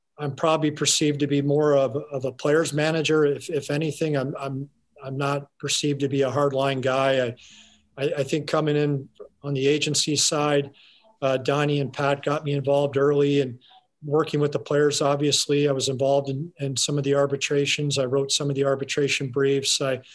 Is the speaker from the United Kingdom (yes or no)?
no; Calgary, Alberta, Canada; moved away; growing up in Calgary, watching those very good Calgary Flames teams